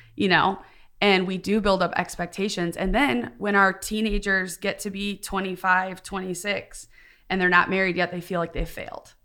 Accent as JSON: {"language": "English", "region": "Midwest", "country": "United States", "tie": "born or raised there", "also_born_or_lived": "East Coast", "moved": "yes", "lives_now": "the South, United States", "said": "I grew up in the Midwest, then lived ten years on the East Coast, and then moved to the South"}